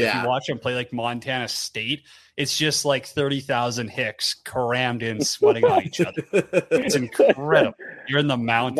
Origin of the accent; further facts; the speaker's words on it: Canada; being a Canadian